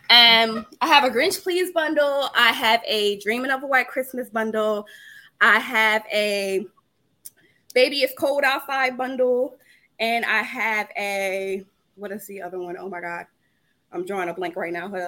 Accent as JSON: {"language": "English", "town": "Providence", "region": "Rhode Island", "country": "United States", "tie": "born or raised there", "lives_now": "Dallas, United States", "said": "And I moved here from Atlanta, Georgia. And but I grew up in Providence, Rhode Island."}